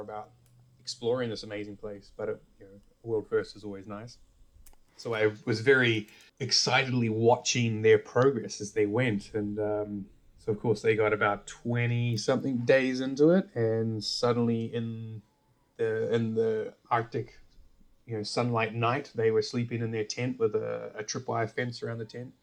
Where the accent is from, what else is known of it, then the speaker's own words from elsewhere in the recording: New Zealand; moved away; I grew up in New Zealand